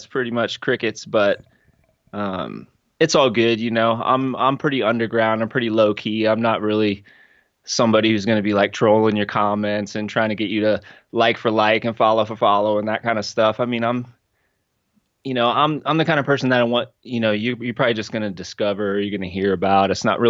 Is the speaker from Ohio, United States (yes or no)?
yes; Cincinnati, Ohio, United States; I grew up in Cincinnati. It was a smaller town when my parents moved there. By the time they had me, I'm the youngest of five. The city had grown around them.